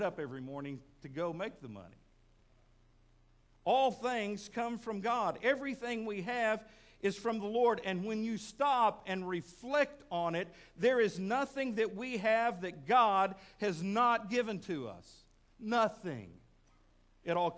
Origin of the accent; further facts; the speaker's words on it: Midland, Texas, United States; now in Fort Smith, United States; Back when I was a kid, growing up in Midland, Texas